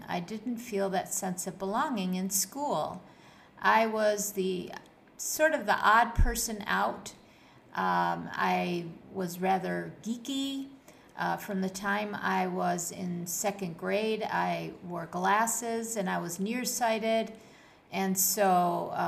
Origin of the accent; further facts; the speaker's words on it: Buffalo, New York, United States; moved away as an adult; now in Kuwait; my life when I was growing up in Buffalo, New York, and how I transitioned to my life here in Kuwait